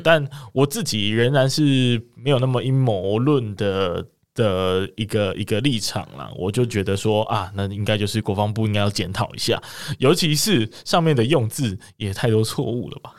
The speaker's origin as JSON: {"language": "Chinese", "town": "Kaohsiung", "country": "Taiwan", "said": "我们都是高雄的，呃，人一起去的嘛"}